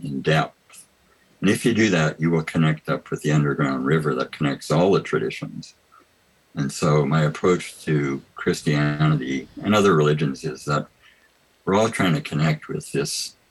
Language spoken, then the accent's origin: English; Canada; I grew up in the United Church of Canada, which is a very liberal church